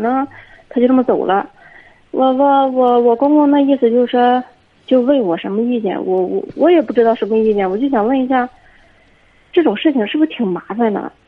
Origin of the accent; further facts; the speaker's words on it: Dezhou, Shandong, China; 我是德州这边的